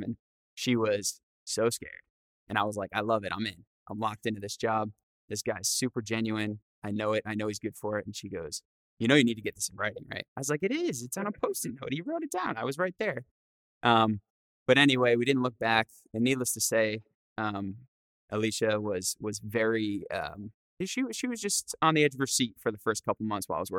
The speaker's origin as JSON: {"language": "English", "region": "Rhode Island", "country": "United States", "said": "I'm from Rhode Island"}